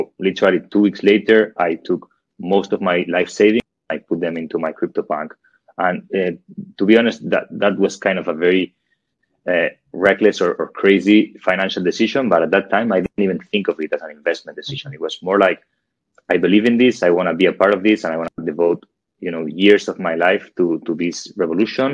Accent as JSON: {"language": "English", "town": "Barcelona", "region": "Catalonia", "country": "Spain", "also_born_or_lived": "London", "moved": "as an adult", "said": "I'm from Barcelona, Spain"}